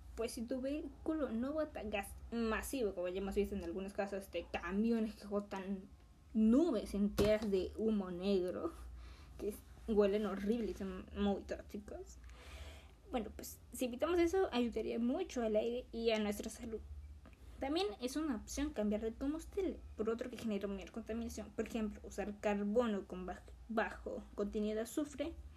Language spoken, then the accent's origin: Spanish; Peru; mi país, que es Perú